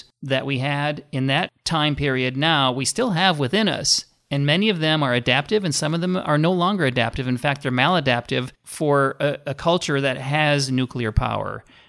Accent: Minnesota, United States; I grew up in Minnesota.

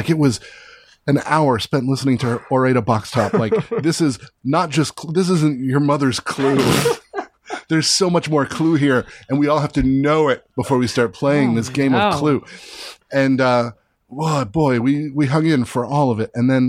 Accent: Northern Virginia, United States

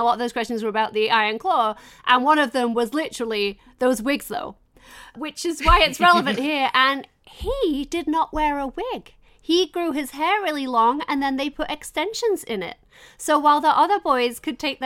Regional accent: England, United Kingdom; I'm English

